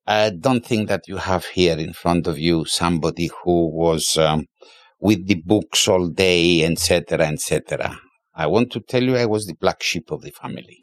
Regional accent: Limassol, Limassol District, Cyprus; I was born in Lima Sul

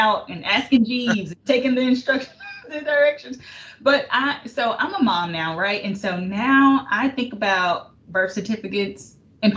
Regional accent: Houston, Texas, United States; I'm from Houston originally

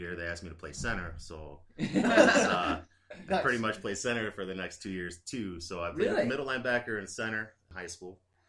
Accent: Davison, Michigan, United States; High school, I went to Davison, Michigan. I'm from Davison, Michigan.

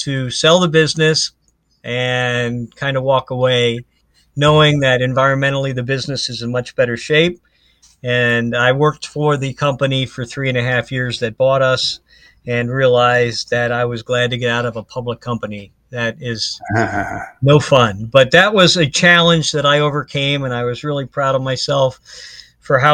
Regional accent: Ohio, United States; moved away as an adult; now in Florida, United States; I'm from Ohio, so I'm a diehard Browns fan

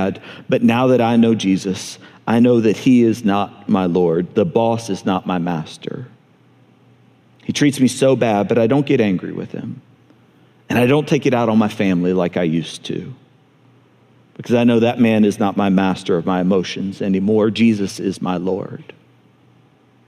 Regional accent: Montgomery, Alabama, United States; moved away; I grew up in Montgomery

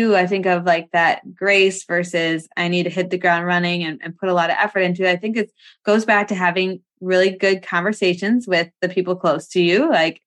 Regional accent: Wisconsin, United States; we're from Wisconsin.

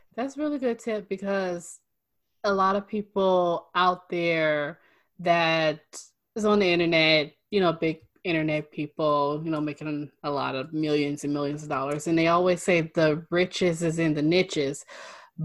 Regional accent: Northern California, United States; I'm from Northern California, so I'm up in the Bay Area.

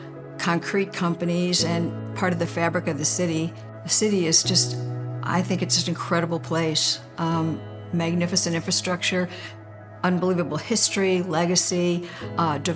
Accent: Waterbury, Connecticut, United States; We were both born and raised in Waterbury

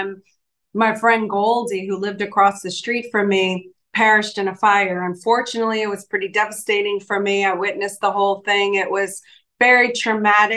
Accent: New Orleans, Louisiana, United States; moved away as an adult; also born or lived in Los Angeles; I'm from New Orleans. So yeah, we're both from Louisiana

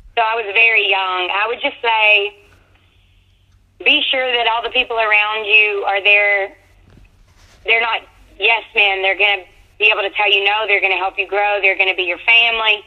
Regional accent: Georgia, United States; moved away; We're both from Georgia.

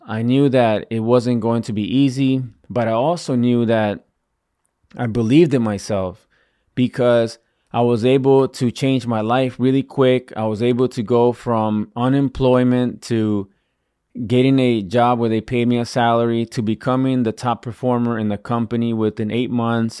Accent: Virginia, United States; moved away as an adult; also born or lived in Washington, D.C.; I'm not originally from Washington, D C, you know, I grew up in, in Virginia

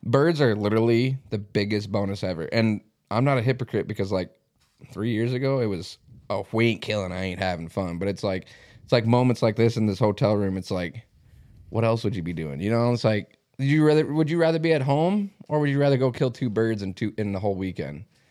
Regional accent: Mitchell, South Dakota, United States; moved away; this is obviously my hometown

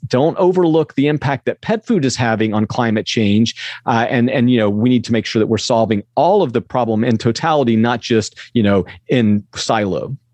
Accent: the Southern United States, United States; We grew up in the South

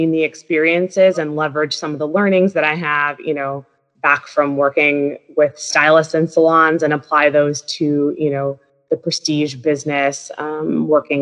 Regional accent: Minnesota, United States; moved away as an adult; also born or lived in Wisconsin / Washington, D.C.; I grew up in Minnesota

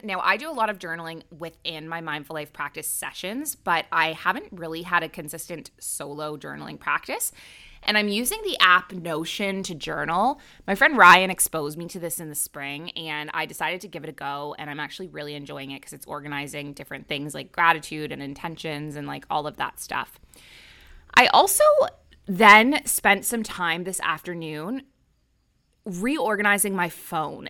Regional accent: Canada; moved away as an adult; also born or lived in Middle East; now in Bali, Indonesia; I'm a Canadian who moved across the world to the Middle East at age twenty-three, and I never went back

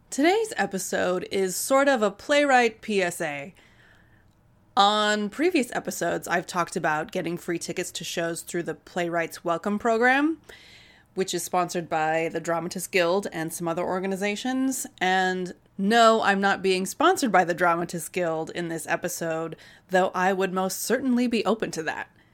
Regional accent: Wisconsin, United States; Wisconsin, my home state

